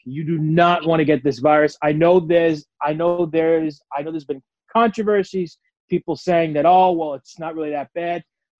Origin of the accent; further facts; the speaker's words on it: New York City, New York, United States; I just want to say I'm from Queens. I'm sort of in basically the epicenter of this.